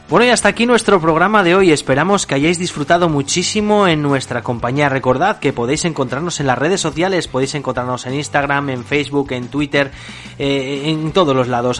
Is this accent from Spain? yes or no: yes; Spain; nosotros que somos españoles